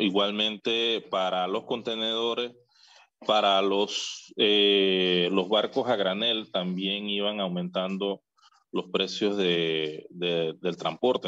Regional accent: Panama; nosotros estamos también identificados como panameños

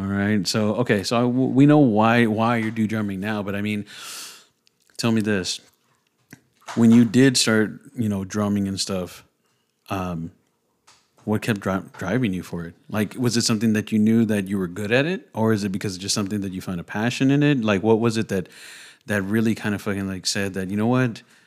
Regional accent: San Antonio, Texas, United States; when we were growing up, it was pretty fucking rough, 'cause I'm from the creek

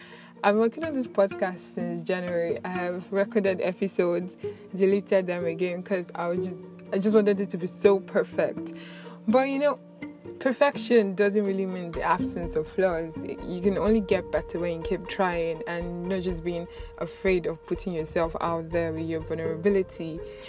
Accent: Nnewi, Anambra, Nigeria; I'm from Anambra State, Nnewi South Local Government, Amich Town, and Ibinatopaya Village.

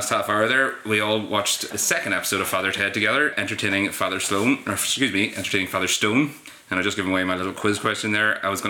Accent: Omagh, Northern Ireland, United Kingdom; I'm from Omagh.

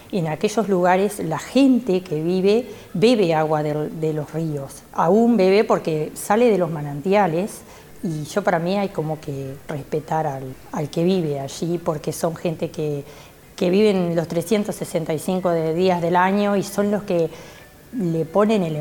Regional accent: Quebrada de los Cuervos, Treinta y Tres, Uruguay; yo soy de la Quebrada de los Cuervos, vivo a 8 kilómetros del área protegida, eh, se llama Cerro Colorado

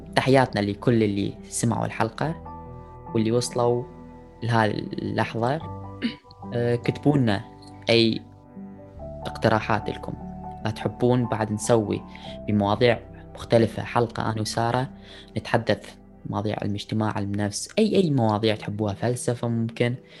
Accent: Iraq; اني عراقي من بلد حضارات

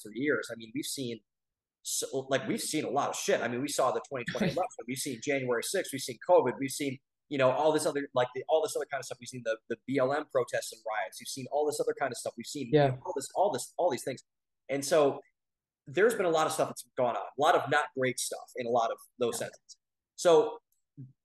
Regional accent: Ohio, United States; we come from Ohio, we come from the Midwest

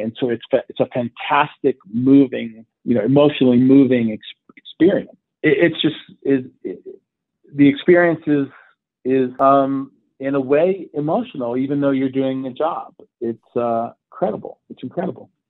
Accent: the South, United States; moved away; I grew up a bit in the South. Uh, actually, most of my youth was in the South

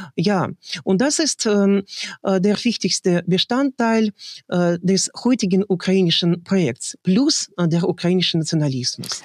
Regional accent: Russia; German is a second language; wir Russen

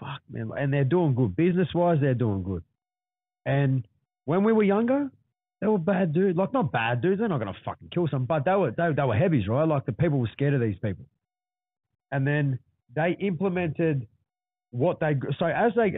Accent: Sydney, New South Wales, Australia; also born or lived in Lethbridge Park; we grew up in the West.

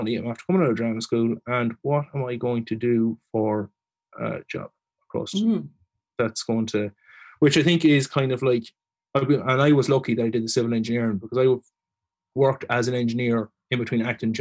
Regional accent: Leitrim, Ireland; moved away as an adult; also born or lived in Manorhamilton / Dublin; I am from Leitrim

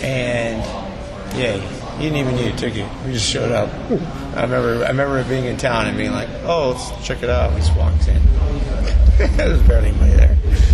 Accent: San Diego, California, United States; We're from San Diego, California.

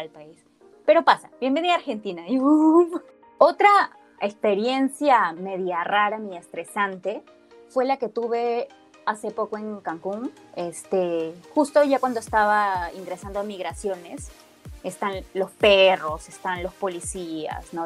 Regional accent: Peru; De Perú

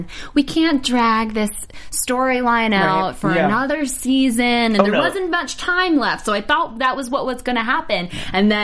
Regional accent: New York, United States; moved away; I'm from New York

